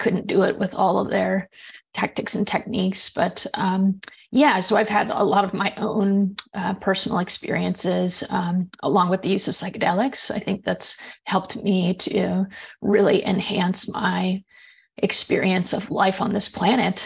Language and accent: English; just outside of Seattle, Washington, United States; I grew up in just outside of Seattle, Washington